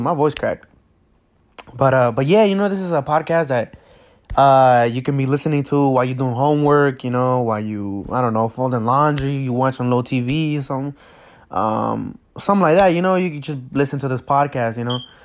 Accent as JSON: {"language": "English", "country": "United States", "tie": "born or raised there", "also_born_or_lived": "Acapulco, Mexico", "said": "I came to the United States when I was about maybe six, six or seven"}